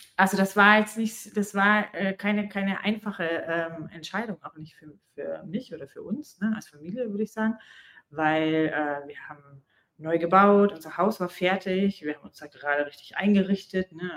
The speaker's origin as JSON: {"language": "German", "country": "Germany", "moved": "as an adult", "lives_now": "Dubai, United Arab Emirates", "said": "wir sind halt Deutsche"}